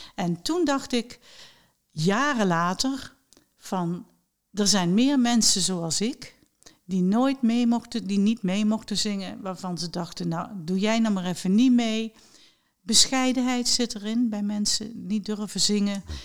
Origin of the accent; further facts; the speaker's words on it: Mook, Limburg, Netherlands; toen ik een, een kind was en ik zat op de lagere school, en op de lagere meidenschool in eh, mijn geboorteplaats Mook